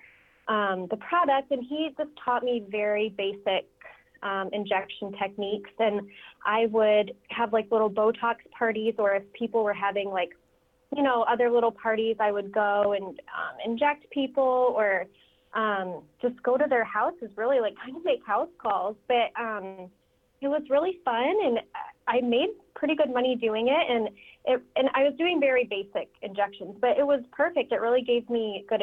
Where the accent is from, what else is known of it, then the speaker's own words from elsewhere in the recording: Fort Wayne, Indiana, United States; I'm from Fort Wayne, Indiana